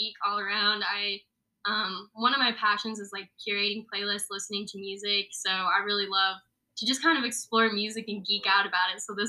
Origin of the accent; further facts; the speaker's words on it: Fort Collins, Colorado, United States; moved away; also born or lived in Bloomington, Indiana; So I am from Fort Collins, Colorado, where CSU is.